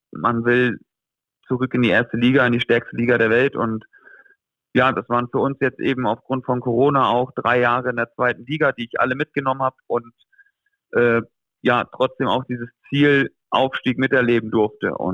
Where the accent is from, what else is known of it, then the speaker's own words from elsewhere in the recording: Flensburg, Schleswig-Holstein, Germany; also born or lived in Gummersbach; von daher wird Flensburg immer meine Heimat bleiben und äh, Gummersbach aber auch für mich immer ein Zuhause sein.